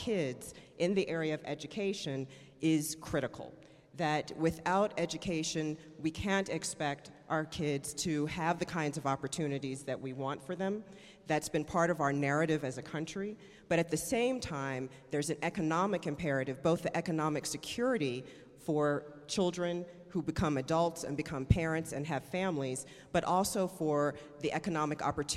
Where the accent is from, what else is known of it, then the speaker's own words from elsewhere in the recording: Richmond, Virginia, United States; I grew up in Richmond.